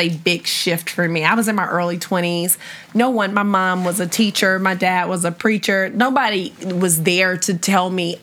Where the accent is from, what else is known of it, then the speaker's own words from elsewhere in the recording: Memphis, Tennessee, United States; I'm from Memphis.